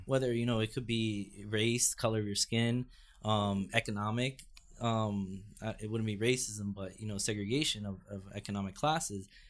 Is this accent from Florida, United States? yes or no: yes; Fort Lauderdale, Florida, United States; now in New York, United States; I grew up in Fort Lauderdale, which is just a half hour north of Miami